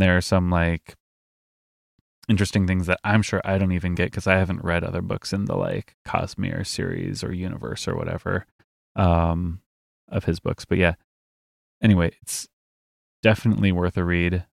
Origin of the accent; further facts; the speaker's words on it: Midwest, United States; we are from the Midwest.